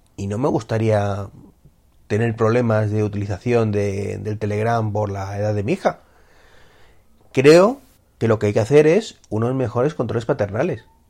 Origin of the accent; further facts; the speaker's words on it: Spain; como somos los españoles, que no nos fiamos ni de nuestra sombra